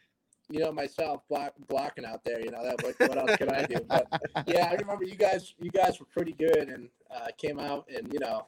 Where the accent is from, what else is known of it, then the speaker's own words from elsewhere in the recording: New England, United States; You know, growing up in New England, huge Tom Brady fan